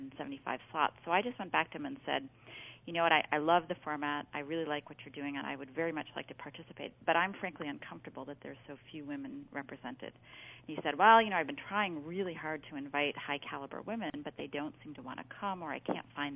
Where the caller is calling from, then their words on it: Chicago, Illinois, United States; I'm calling in from Chicago